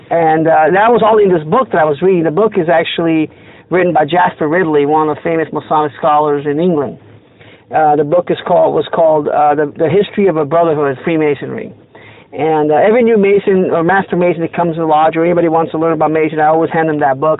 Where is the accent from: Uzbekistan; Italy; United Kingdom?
Italy; also born or lived in San Pedro, California; now in Arizona, United States; I am originally from Italy